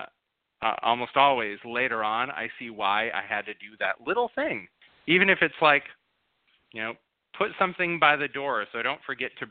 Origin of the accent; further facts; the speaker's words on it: Grand Rapids, Michigan, United States; also born or lived in Minnesota; now in Los Angeles, United States; I grew up in Grand Rapids, Michigan.